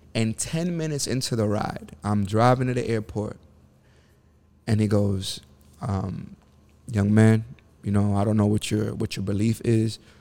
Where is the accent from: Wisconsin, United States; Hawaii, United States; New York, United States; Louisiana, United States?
New York, United States; New York City; I grew up in the bottom of the bottom. Section eight, the Bronx, New York.